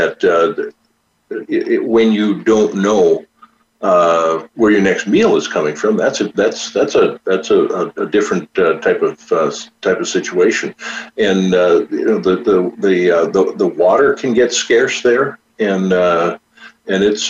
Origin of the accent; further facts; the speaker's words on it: North Dakota, United States; also born or lived in Chicagoland; now in Chicago, United States; I grew up in North Dakota